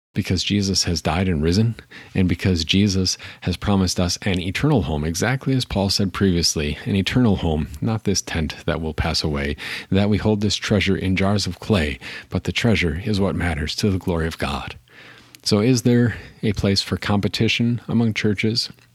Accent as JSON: {"language": "English", "town": "Appleton", "region": "Wisconsin", "country": "United States", "tie": "born or raised there", "said": "I grew up in Appleton, Wisconsin"}